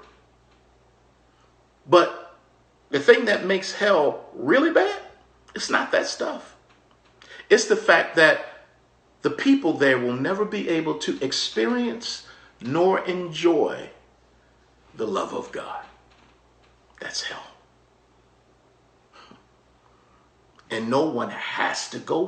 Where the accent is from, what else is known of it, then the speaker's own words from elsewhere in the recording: Maryland, United States; we were growing up in Maryland